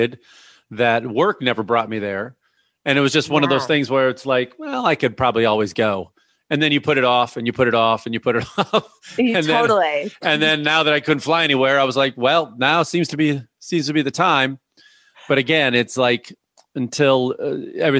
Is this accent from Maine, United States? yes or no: no; Chicago, Illinois, United States; also born or lived in Brooklyn, New York; now in Los Angeles, United States; I grew up in Chicago